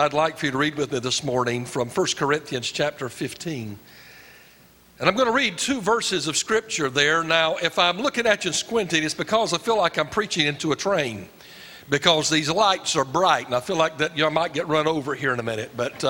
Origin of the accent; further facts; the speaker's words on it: Fayetteville, North Carolina, United States; I was raised in Fayetteville. So I'm a Fort Bragg brat and Pope Air Force Base.